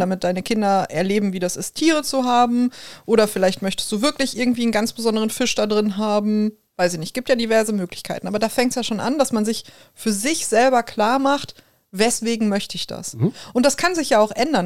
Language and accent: German; Ruhr area, North Rhine-Westphalia, Germany; accent: Ruhrpott; first language German